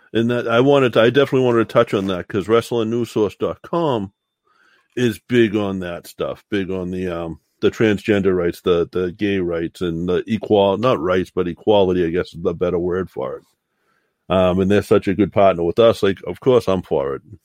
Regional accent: the South, United States; I was from South

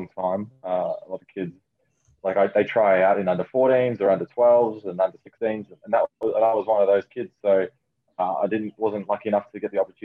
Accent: Melbourne, Victoria, Australia; also born or lived in United States; I was out in southeast Melbourne. That's where I grew up

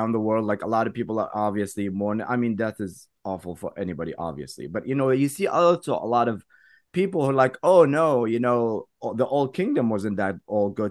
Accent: India; I'm from India

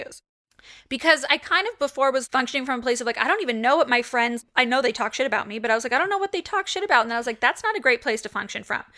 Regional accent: Los Angeles, California, United States; So my entire childhood, I grew up right across the street

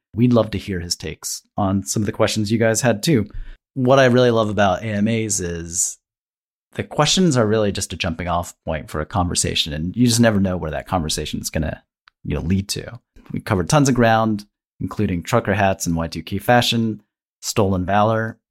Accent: Ohio, United States; I grew up in Ohio

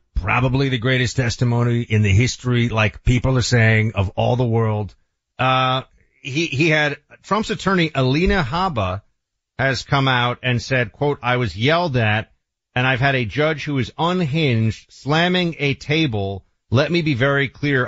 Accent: New York, United States; moved away; my home state or former home state of New York

